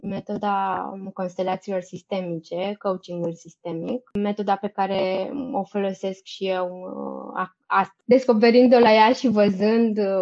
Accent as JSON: {"language": "Romanian", "town": "Brăila", "region": "Brăila County", "country": "Romania", "tie": "born or raised there", "also_born_or_lived": "Bucharest", "moved": "as an adult", "said": "Eu sunt din Brăila deloc. După ce am terminat studiile la liceu, am venit în București la facultate."}